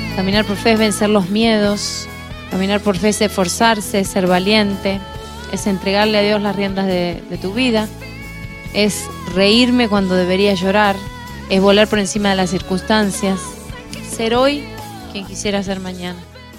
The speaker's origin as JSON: {"language": "Spanish", "country": "Argentina", "tie": "born or raised there", "also_born_or_lived": "Buenos Aires", "said": "yo soy argentina de nacimiento"}